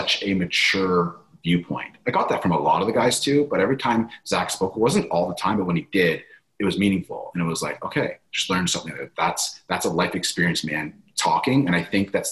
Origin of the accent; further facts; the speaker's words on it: Canada; I'm from Canada